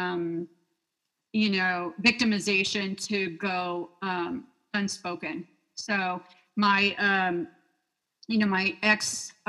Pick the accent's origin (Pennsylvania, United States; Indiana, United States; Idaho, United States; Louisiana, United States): Idaho, United States; moved away; We're both from Idaho originally, different parts of the state